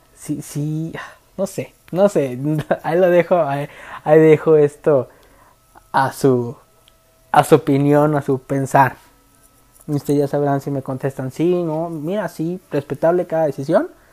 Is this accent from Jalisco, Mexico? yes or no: yes; Guadalajara, Jalisco, Mexico